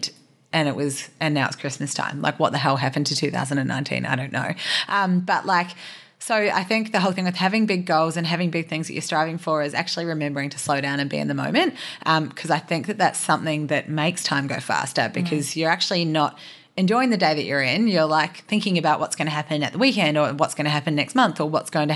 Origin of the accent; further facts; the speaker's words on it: New Zealand; moved away; I'm from New Zealand and I actually don't have any family here